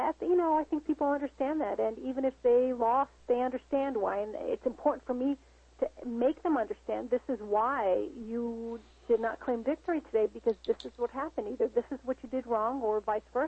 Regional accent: United States; as a Latina, you know, I am an American, I am Latina. I always say I'm 50-50.

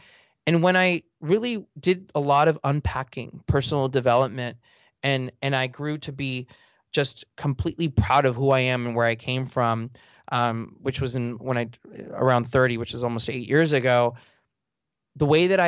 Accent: Los Angeles, California, United States; I grew up in Eagle Rock in the eastern part of Los Angeles. You know, my dad, a janitor, he's still a janitor, and my mom was a seamstress.

